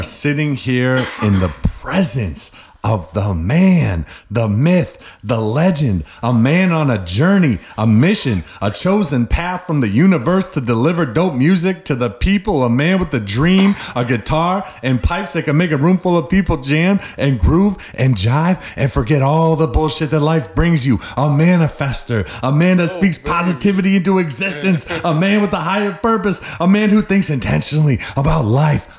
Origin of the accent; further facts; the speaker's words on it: New England, United States; we're all from New England